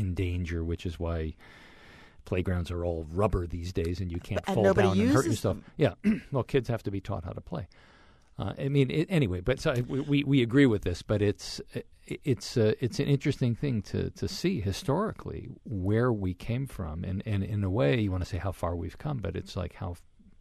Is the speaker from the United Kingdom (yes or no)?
no; Oakland, California, United States; when I was 8 years old growing up in Oakland